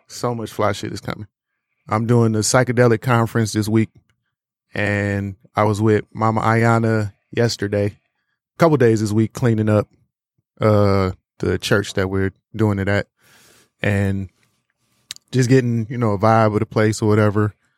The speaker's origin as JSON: {"language": "English", "town": "Detroit", "region": "Michigan", "country": "United States", "tie": "born or raised there", "also_born_or_lived": "Farmington Hills / West Bloomfield", "moved": "as an adult", "said": "I lived in Detroit my whole life"}